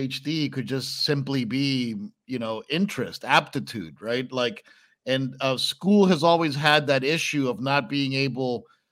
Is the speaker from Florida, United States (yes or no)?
yes; Miami, Florida, United States; I grew up in Miami